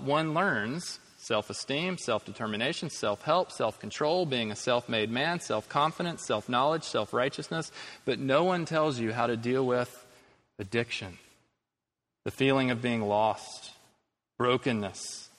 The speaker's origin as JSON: {"language": "English", "region": "Quebec", "country": "Canada", "tie": "born there", "said": "I was born in Quebec, Canada, in a society that at the time of my birth was collectively rejecting organized religion."}